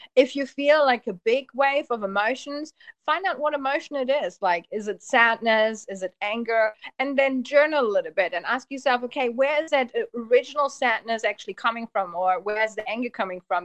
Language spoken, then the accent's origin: English; Germany; moved away as an adult; also born or lived in Poland / Auckland, New Zealand / Papamoa, New Zealand; now in Mount Maunganui, New Zealand; I was born in Germany and my family is actually from Poland. So I was the first child born in Germany